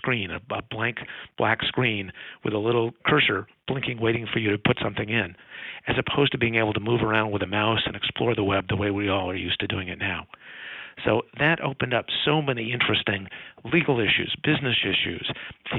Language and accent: English; Palo Alto, California, United States; As a kid growing up in Palo Alto